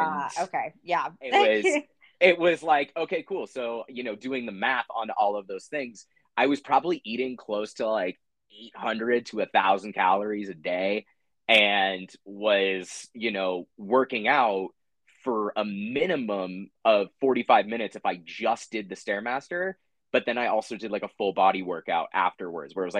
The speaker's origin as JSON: {"language": "English", "town": "San Diego", "region": "California", "country": "United States", "tie": "born or raised there", "said": "growing up in San Diego, we had a pool in my backyard"}